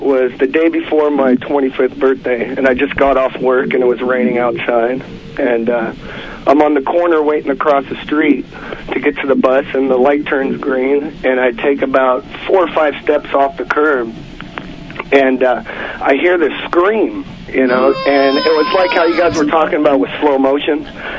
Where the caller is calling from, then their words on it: Santa Monica, California, United States; from Santa Monica.